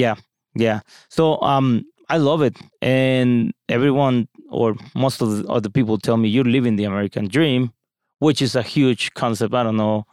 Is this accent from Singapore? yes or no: no; Mexico; moved away as an adult; now in United States; I come from Mexico, Latin America